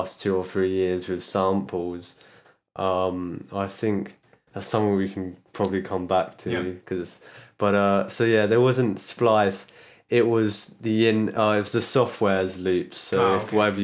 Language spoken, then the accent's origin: English; London, United Kingdom; I was born in London.